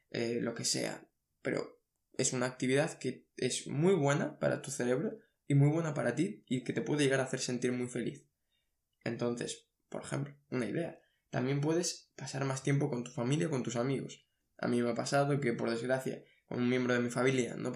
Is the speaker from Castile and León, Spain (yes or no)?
no; Asturias, Spain; moved away as an adult; now in Seville, Spain; estoy estudiando fuera, por ejemplo, estoy estudiando en Sevilla y soy de Asturias, pues me gustaría tener más tiempo con mi familia